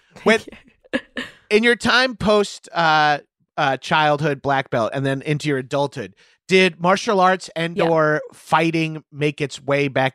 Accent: New York, United States; I grew up in New York in the 90s and 2000s

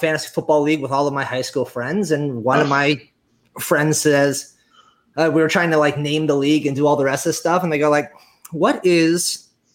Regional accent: New Jersey, United States; moved away; my house back where I grew up in Jersey.

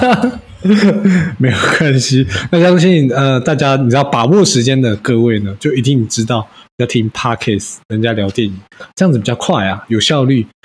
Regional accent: Taiwan; 我们台湾人

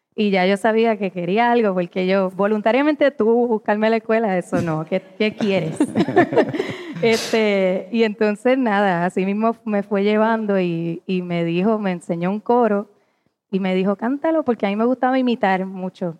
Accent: Puerto Rico; nosotros como puertorriqueños

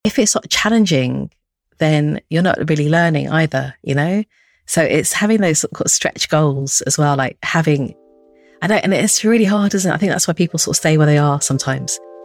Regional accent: London, United Kingdom; also born or lived in Stockholm, Sweden; I grew up in Northwest London and Harrow

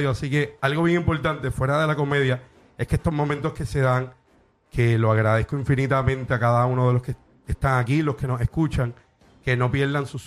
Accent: Bayamón, Puerto Rico; de Bayamón, vaquero.

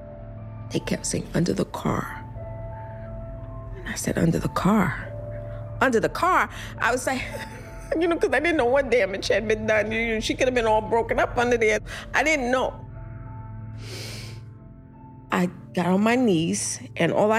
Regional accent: New York City, New York, United States; I was born in Bed-Stuy

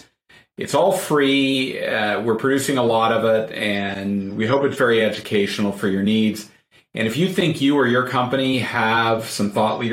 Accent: New Haven, Connecticut, United States; I'm from New Haven, Connecticut. We don't eat frozen pizza here.

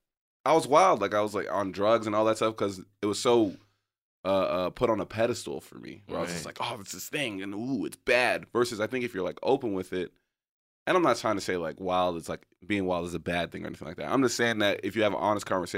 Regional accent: Haiti; I'm from Haiti.

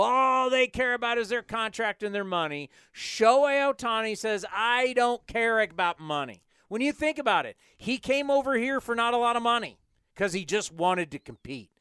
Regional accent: San Diego, California, United States; as a kid growing up in Southern California, coming up from San Diego to Disneyland

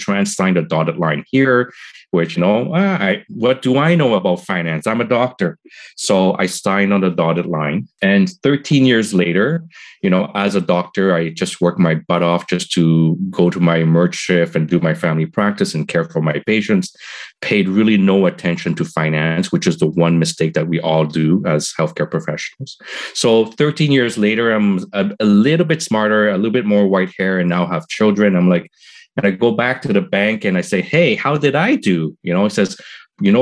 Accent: Montreal, Quebec, Canada; moved away as an adult; now in Toronto, Canada; I'm from Montreal, moved to Toronto

